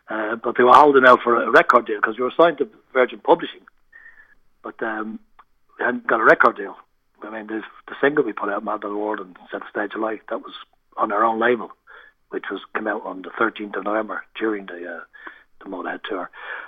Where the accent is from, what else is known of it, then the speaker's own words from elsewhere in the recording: Ireland; moved away as an adult; also born or lived in Birmingham, United Kingdom / London, United Kingdom; Well, when I moved out from Ireland, I went to Birmingham. I was in Birmingham for 5 years with my first wife.